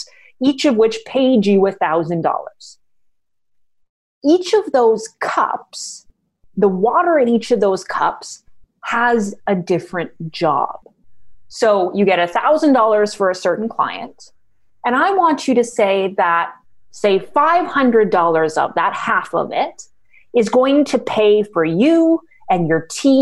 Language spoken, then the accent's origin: English; Canada; I'm Canadian, so I'm going to be using dollars